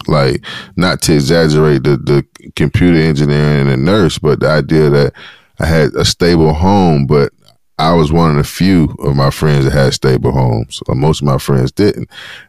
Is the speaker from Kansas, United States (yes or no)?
no; Sherman, Mississippi, United States; now in South Florida, United States; I'm from Sherman, Mississippi. We had five rows. And came to South Florida.